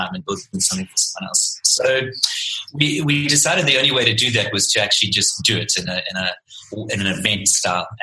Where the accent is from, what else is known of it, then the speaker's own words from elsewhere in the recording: Pietermaritzburg, KwaZulu-Natal, South Africa; moved away as an adult; now in Cape Town, South Africa; I'm originally from Pietermaritzburg